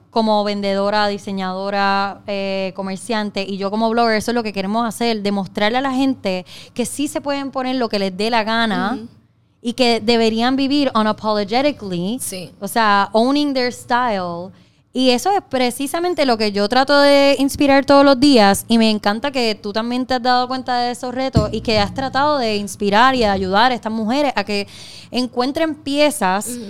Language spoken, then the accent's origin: Spanish; Trujillo Alto, Puerto Rico; Pero soy de Trujillo Alto